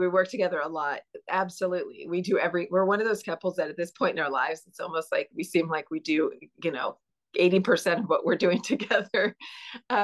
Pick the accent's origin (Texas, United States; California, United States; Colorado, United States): California, United States; Mission Viejo; I grew up in Mission Viejo, California, and I am the third oldest of 14 kids